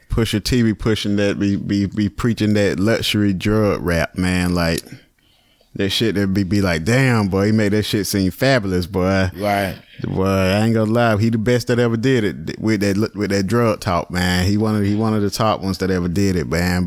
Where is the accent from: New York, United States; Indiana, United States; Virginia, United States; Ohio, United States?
Virginia, United States; I'm from Virginia